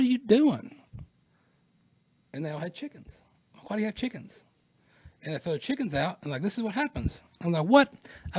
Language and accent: English; United States; as a European American born here in America